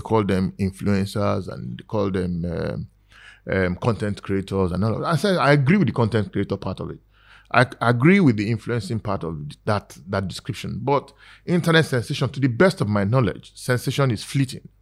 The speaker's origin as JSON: {"language": "English", "country": "Nigeria", "said": "I'm just like another Ni- Nigerian"}